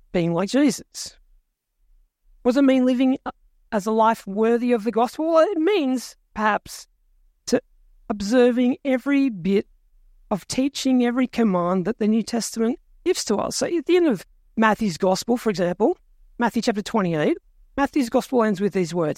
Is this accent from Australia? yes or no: yes; Australia; I was born in Australia, which makes me a citizen